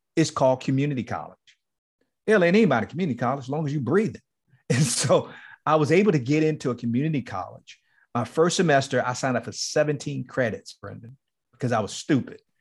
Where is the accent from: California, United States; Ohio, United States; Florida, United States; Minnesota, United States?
Florida, United States; Miami; moved away as an adult; Liberty City, the place where I grew up in Miami, It's called Liberty City.